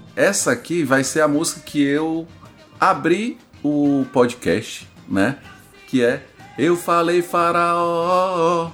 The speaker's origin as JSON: {"language": "Portuguese", "region": "Ceará", "country": "Brazil", "accent": "cearense"}